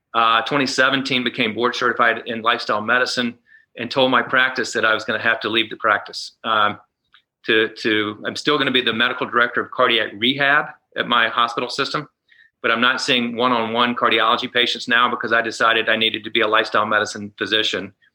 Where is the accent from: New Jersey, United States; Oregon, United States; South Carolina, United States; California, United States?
South Carolina, United States; Columbia; I grew up in Columbia, South Carolina